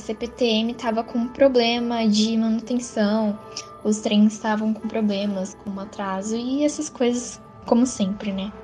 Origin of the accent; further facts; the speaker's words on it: São Paulo, Brazil; sou da capital de São Paulo